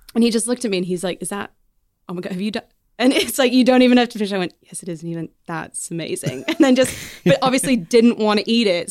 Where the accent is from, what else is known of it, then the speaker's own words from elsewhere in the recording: Canada; moved away as an adult; now in England; I'm Canadian